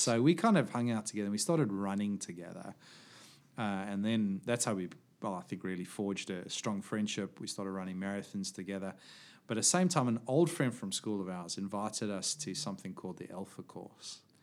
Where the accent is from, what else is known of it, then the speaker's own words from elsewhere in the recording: Johannesburg, Gauteng, South Africa; moved away; also born or lived in small coastal place; we moved away from Johannesburg